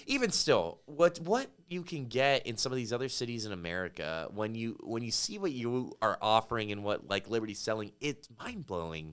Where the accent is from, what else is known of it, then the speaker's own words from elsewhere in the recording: Las Vegas, Nevada, United States; now in New Braunfels, United States; grew up in Las Vegas, Nevada